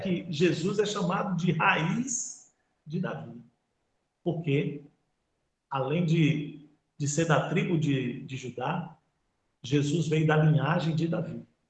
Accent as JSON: {"language": "Portuguese", "region": "Bahia", "country": "Brazil", "said": "nós que somos aqui da Bahia"}